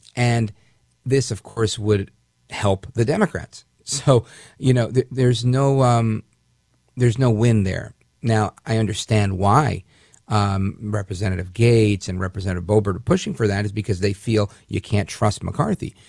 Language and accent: English; United States; As an American